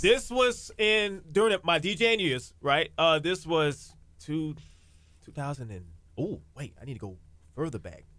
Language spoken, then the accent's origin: English; Galveston, Texas, United States; Born and raised in Galveston